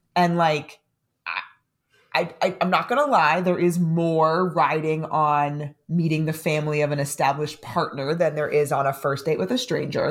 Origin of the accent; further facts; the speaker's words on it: San Diego, California, United States; now in New York City, United States; if I'm living in New York City and I'm from San Diego